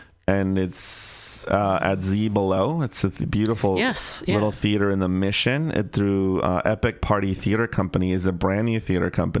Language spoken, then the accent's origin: English; Bay Area, California, United States; born or raised there